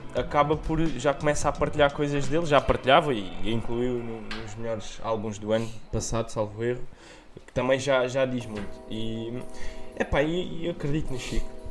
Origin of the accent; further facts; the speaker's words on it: Portugal; nós que somos, somos portugueses